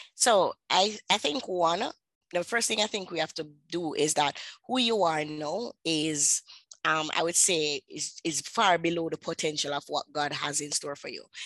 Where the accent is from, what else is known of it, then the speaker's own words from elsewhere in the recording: Jamaica; accent: patois; I am from Jamaica. I speak my the dialect, the patois dialects.